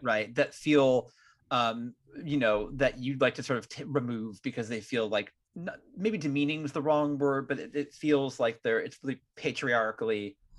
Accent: Marin, California, United States; I'm from Marin originally

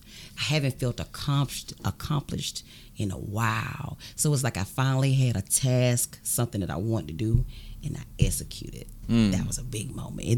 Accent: Augusta, Georgia, United States; born or raised there; also born or lived in Keysville, Georgia

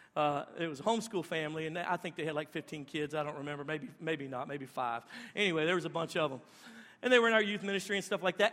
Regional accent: Louisiana, United States; where we're at in Louisiana, everybody's poop from upstream comes down to my spot right there

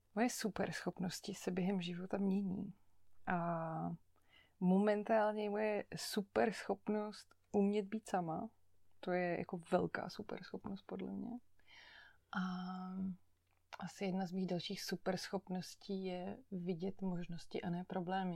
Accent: Chodov, Karlovy Vary Region, Czechia; moved away as an adult; also born or lived in Netherlands; now in Prague, Czech Republic; Vyrůstala jsem v Chodově u Karlových varů, to je takový menší město na západě Čech

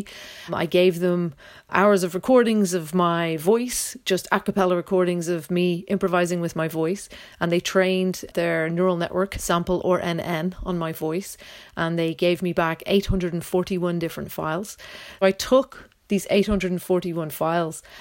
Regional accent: Dublin, Leinster, Ireland; also born or lived in London; now in Roscommon, Ireland; I'm originally from Dublin, but I'm based now in Roscommon and London

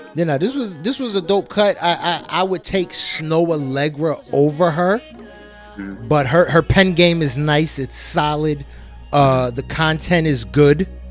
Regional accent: New Jersey, United States; we are from Jersey

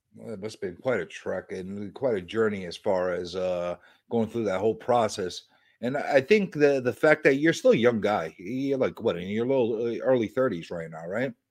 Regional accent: New York City, New York, United States; I'm a New Yorker

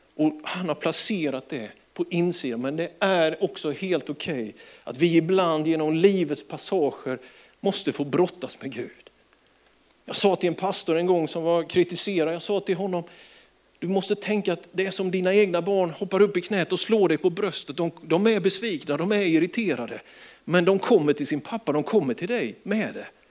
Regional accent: Småland, Sweden; jag är ju smålänning

